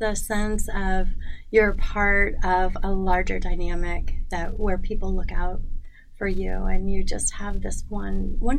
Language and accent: English; Indiana, United States; moved away as an adult; also born or lived in Georgia / Brazil; now in Charlotte, United States; I'm originally from Indiana